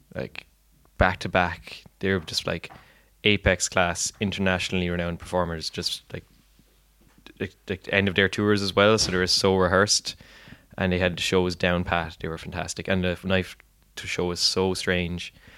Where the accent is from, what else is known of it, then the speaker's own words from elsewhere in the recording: Clonmel, Munster, Ireland; I'm from Clonmel